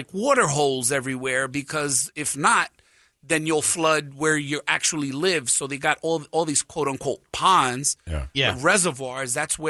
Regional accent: New York City, New York, United States; moved away as an adult; also born or lived in Brooklyn; now in West Palm Beach, United States; I'm from the Bronx, right?

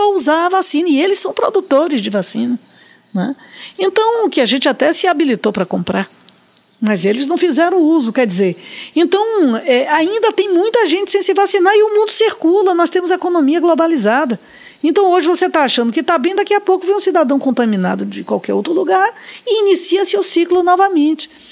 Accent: Salvador, Bahia, Brazil; na maternidade Climério de Oliveira, onde eu nasci e onde minha filha nasceu por opção minha

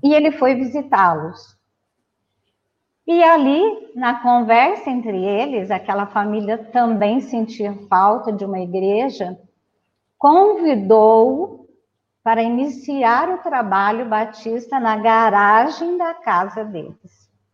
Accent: Batatais, São Paulo, Brazil; nasci em Batatais, numa família católica

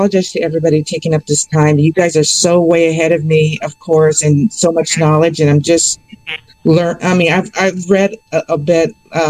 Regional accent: California, United States; I'm from California.

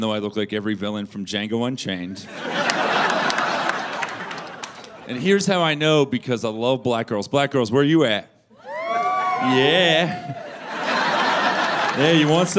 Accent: Florida, United States; moved away; I'm from Florida originally

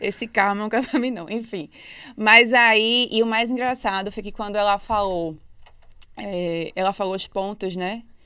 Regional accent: Recife, Pernambuco, Brazil; moved away as an adult; also born or lived in Rio de Janeiro; now in Portugal; eu sou de Recife

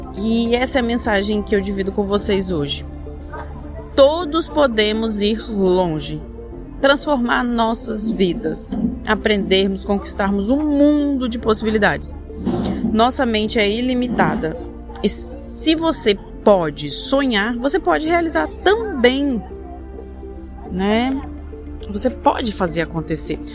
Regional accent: Espírito Santo, Brazil; eu sou do Espírito Santo

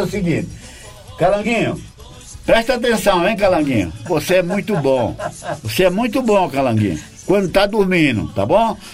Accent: Paraíba, Brazil; Sou da Paraíba e meu amor também. Não dou minha terrinha pela terra de ninguém.

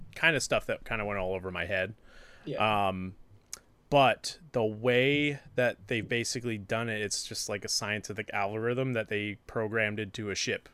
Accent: New Hampshire, United States; born or raised there; moved away

